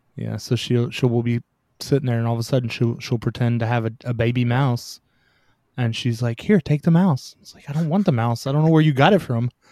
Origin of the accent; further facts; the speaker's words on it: Tennessee, United States; I'm from Tennessee. So, y'all is common.